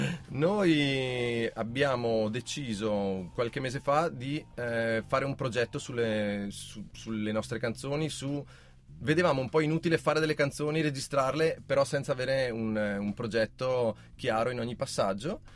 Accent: Val di Non, Trentino-Alto Adige, Italy; noi siamo della Valle di Noam

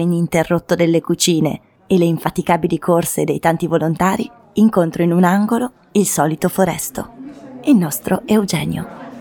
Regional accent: Gardolo, Trentino-Alto Adige, Italy; sono cresciuta a Agartolo

